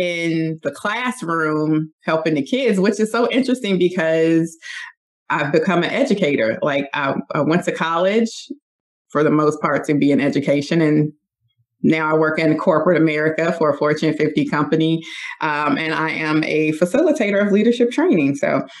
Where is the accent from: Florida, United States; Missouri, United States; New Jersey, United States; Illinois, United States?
Illinois, United States; Chicago; I'm also from the West Side. West Side. Born and raised, love it